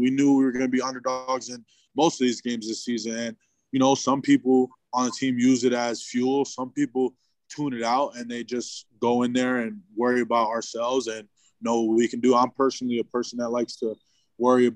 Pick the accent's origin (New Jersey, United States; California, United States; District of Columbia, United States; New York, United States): New Jersey, United States; I grew up on 173 in New Jersey